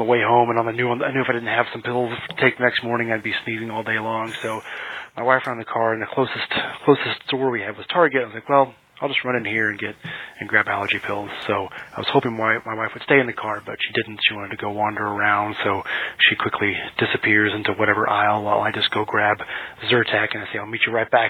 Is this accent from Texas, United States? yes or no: yes; Texas, United States; I'm from Texas.